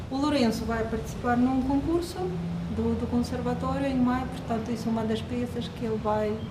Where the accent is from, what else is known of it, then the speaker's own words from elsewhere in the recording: Mykolaiv, Mykolaiv Oblast, Ukraine; Portuguese is a second language; also born or lived in Kyiv; now in Madeira, Portugal; A minha cidade natal é Nikolaev, que fica no sul de, da Ucrânia, mas passei muito tempo a estudar e viver em Kiev. Mas uh, aí está, ao nível de identidade e nacionalidade, na minha família, nós temos russos, temos ucranianos.